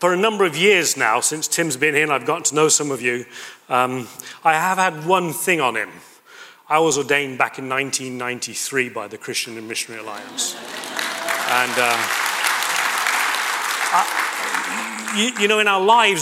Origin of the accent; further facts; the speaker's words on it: United Kingdom; moved away as an adult; also born or lived in Toulouse, France; I'm British